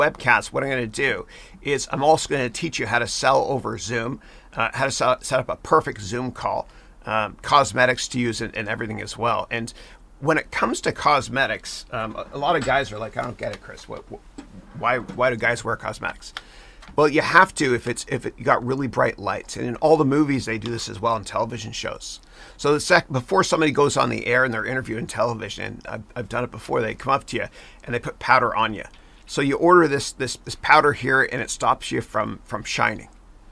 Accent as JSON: {"language": "English", "town": "Mississauga", "region": "Ontario", "country": "Canada", "moved": "as an adult", "lives_now": "United States", "said": "I'm a 905er. That's my area code. I'm from Mississauga, Ontario"}